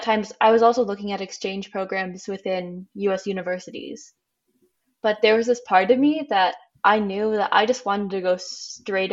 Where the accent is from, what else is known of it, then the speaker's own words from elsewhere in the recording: Michigan, United States; moved away as an adult; also born or lived in Ohio; now in Utrecht, Netherlands; I'm originally from the US. I'm from Michigan. I am currently living in the Netherlands in Utrecht